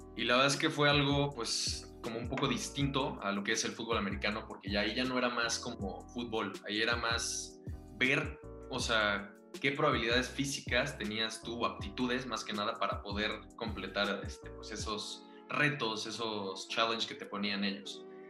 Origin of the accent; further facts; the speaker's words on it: Monterrey, Nuevo León, Mexico; moved away; yo soy de Monterrey, yo nací en Monterrey, me mudo, me mudo para acá con mi familia